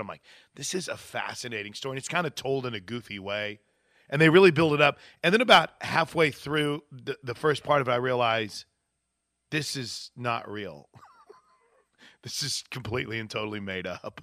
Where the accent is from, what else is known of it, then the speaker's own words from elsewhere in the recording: Wood River, United States; moved away as an adult; now in Oklahoma, United States; my hometown